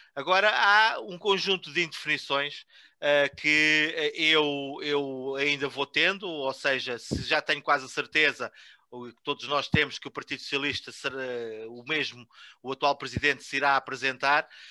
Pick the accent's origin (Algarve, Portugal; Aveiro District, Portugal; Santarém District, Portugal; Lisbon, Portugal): Santarém District, Portugal; Vila Chã de Ourique; moved away as an adult; não nasci em Vila Chã de Ourique, mas fui para lá muito novo e saí de lá uh, só quando do casei